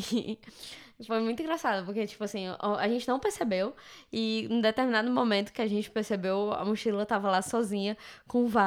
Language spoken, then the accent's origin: Portuguese; Brazil